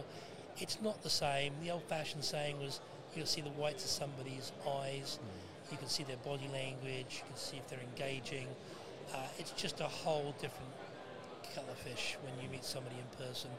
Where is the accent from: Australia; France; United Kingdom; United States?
United Kingdom; now in Canada; I'm British, I'm from here, but moved and made Canada home 41 years ago